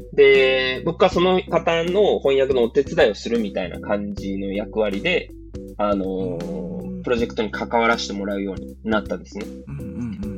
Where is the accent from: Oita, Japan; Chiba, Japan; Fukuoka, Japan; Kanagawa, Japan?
Fukuoka, Japan; Kitakyushu; also born or lived in Netherlands; now in Kasuga, Japan; 地元が北九州で